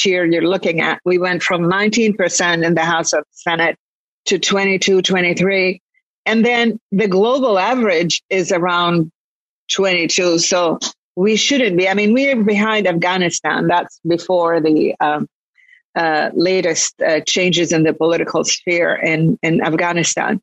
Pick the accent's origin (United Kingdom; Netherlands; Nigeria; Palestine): Palestine; Jerusalem; also born or lived in Lebanon / Kuwait; now in United States; I'm originally Palestinian, so I was born in Jerusalem.